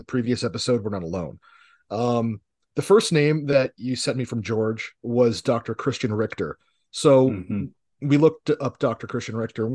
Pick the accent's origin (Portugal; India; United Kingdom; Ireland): Portugal; Yes, we are from Iberia as Spaniards, but we are not Latino or Hispanic.